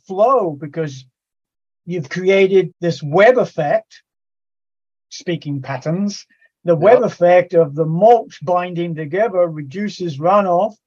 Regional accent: England, United Kingdom; moved away; I grew up in England

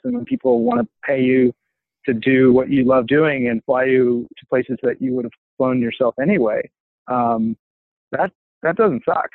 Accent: Boulder, Colorado, United States; I grew up in Boulder

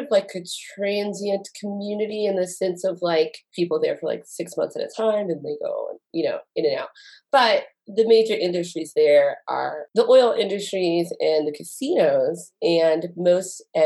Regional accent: Lake Charles, Louisiana, United States; moved away as an adult; now in Utah, United States; I grew up in Lake Charles, Louisiana

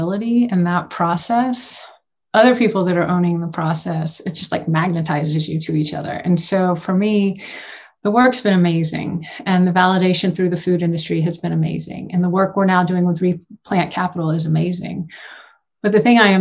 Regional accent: Houston, Texas, United States; moved away as an adult; now in Boulder, United States; I grew up in Houston

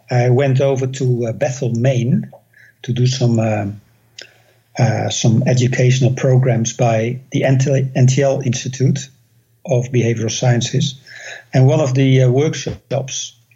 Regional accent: Netherlands; English is a second language; now in United States; I came all the way from the Netherlands to the United States

